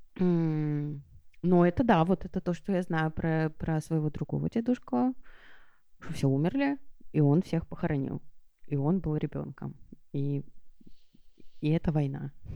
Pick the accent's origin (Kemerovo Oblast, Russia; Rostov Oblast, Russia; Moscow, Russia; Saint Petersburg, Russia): Saint Petersburg, Russia; я выросла в Петербурге